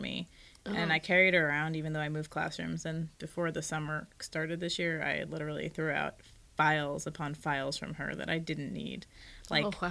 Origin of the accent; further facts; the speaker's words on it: East Coast, United States; now in West Coast, United States; I'm from the East Coast